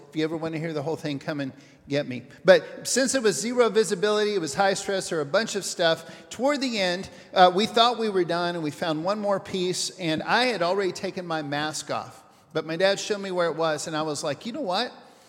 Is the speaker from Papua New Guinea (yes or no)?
yes; Papua New Guinea; I'm going to start with a short story about me growing up in New Guinea.